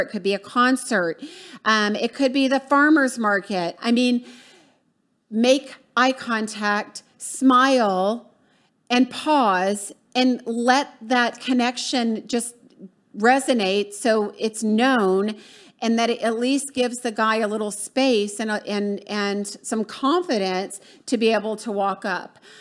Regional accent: the South, United States; also born or lived in Florida; I'm from the South

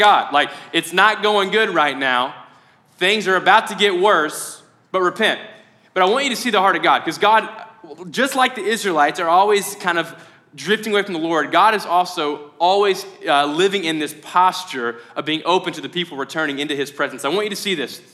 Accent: Mayfield, Kentucky, United States; I'm from Mayfield

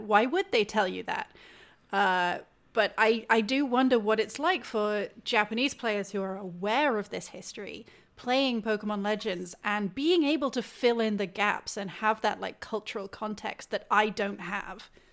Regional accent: United Kingdom; outsider here, meaning I'm British

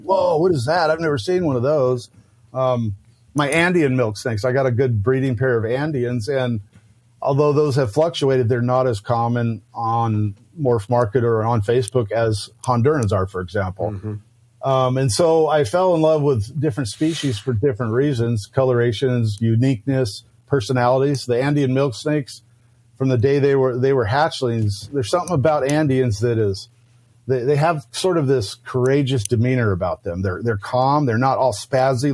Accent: Lake Elsinore, California, United States; growing up in Lake Elsinore

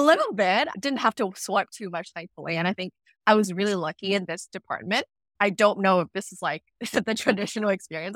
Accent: Vietnam; moved away as an adult; now in Vancouver, Canada; I was born and raised in Vietnam, and, uh, I only moved to Vancouver in, for, like, university

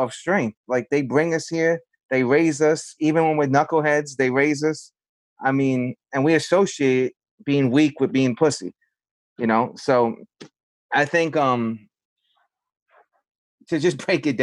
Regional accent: New York City, New York, United States; growing up in the South Bronx

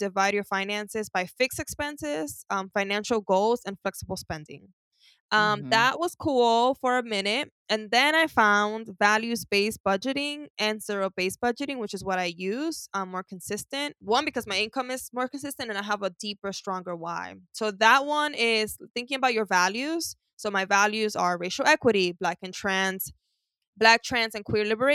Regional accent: New York City, New York, United States; I grew up with a lot of shopping. I'm from Harlem, so a lot of trips to El Mundo, which is a store

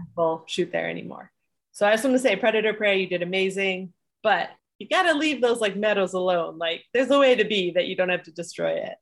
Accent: Edmonton, Alberta, Canada; I was born in Edmonton

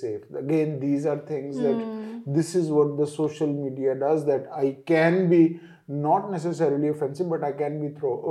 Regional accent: Shakargarh, Punjab, Pakistan; I'm from Shakargarh because that's my where my village is.

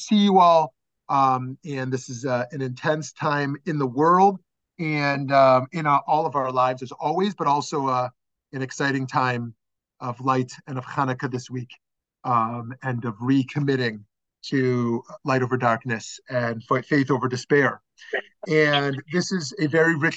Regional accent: Chicago, Illinois, United States; Chicago, my hometown

